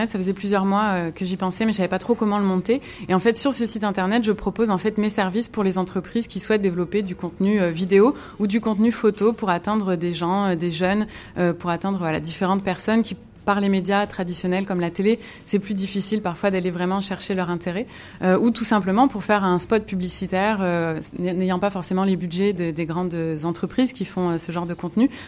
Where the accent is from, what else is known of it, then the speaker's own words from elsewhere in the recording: Montreal, Quebec, Canada; born there; moi j'ai la double nationalité parce que je suis née euh, à Montréal et j'ai fait un retour euh, à Montréal il y a 8 ans déjà.